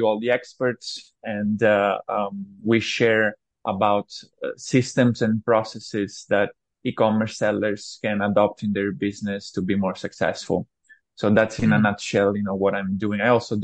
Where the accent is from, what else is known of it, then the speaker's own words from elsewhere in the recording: Italy; moved away as an adult; also born or lived in China; I am originally from Italy. I moved to China right after university.